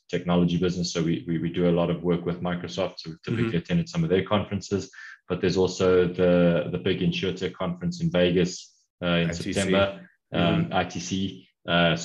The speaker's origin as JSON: {"language": "English", "town": "Pretoria", "region": "Gauteng", "country": "South Africa", "tie": "born or raised there", "also_born_or_lived": "Durban, South Africa / United Kingdom", "said": "pretty early on in my life, moved up to a city which is actually the capital of South Africa, which most people, well, not most people, but a lot of people don't know, which is Pretoria. And I went to school here"}